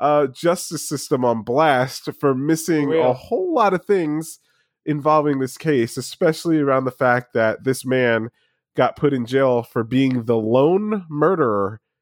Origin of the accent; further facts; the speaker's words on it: New Jersey, United States; I'm from the Northeast. I'm born and bred New Jersey guy.